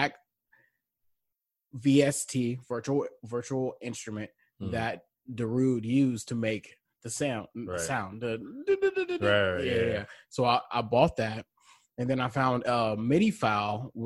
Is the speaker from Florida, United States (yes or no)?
no; Columbia, South Carolina, United States; accent: Southern; I was born here in Columbia, and when I went to Irmo High School